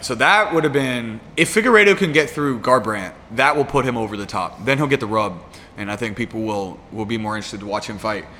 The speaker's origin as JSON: {"language": "English", "country": "United States", "said": "I'm American"}